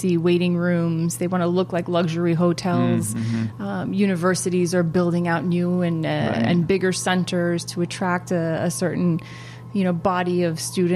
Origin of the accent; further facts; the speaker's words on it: United States; an American-born Afghan-American